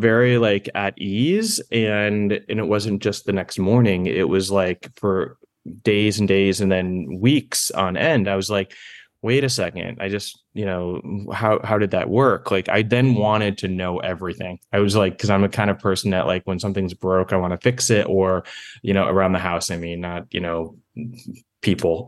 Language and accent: English; East Coast, United States; moved away; I'm from the East Coast